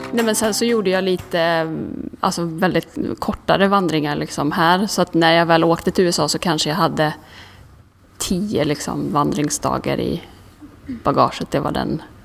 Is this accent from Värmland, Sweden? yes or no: yes; Karlstad, Värmland, Sweden; moved away as an adult; now in Stockholm, Sweden; jag kommer från Karlstad från början, flyttade till Stockholm när jag var 18